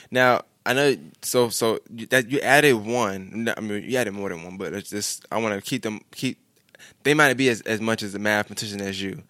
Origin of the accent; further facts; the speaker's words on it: New York City, New York, United States; I'm from New York. I just, we never left Brooklyn.